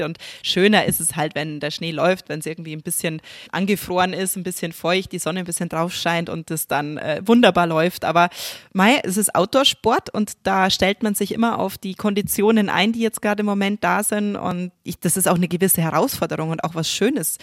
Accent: Germany; bei uns in Deutschland

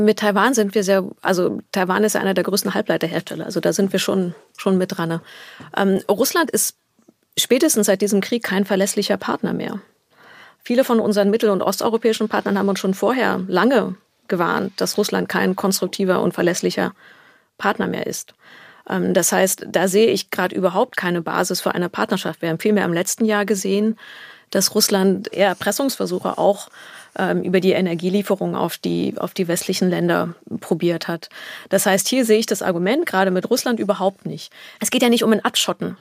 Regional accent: Berlin, Germany; In Berlin bin mhm. ich aufgewachsen

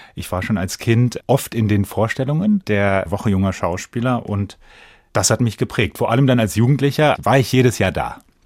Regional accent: Bensheim, Hesse, Germany; in Bensheim eben, wo ich groß geworden bin

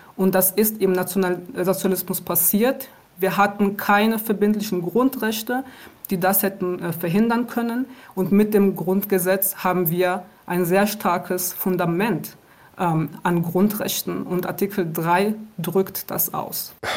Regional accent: Aachen, North Rhine-Westphalia, Germany; born or raised there; moved away as an adult; also born or lived in Rwanda; now in Berlin, Germany

